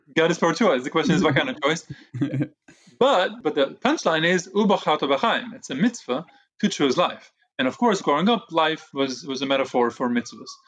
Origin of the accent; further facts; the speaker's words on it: Jerusalem, Jerusalem District, Israel; also born or lived in Brooklyn, New York, United States; now in United States; my parents moved me to Israel with themselves and my two older brothers. And that's where I, Jerusalem. That's where I grew up.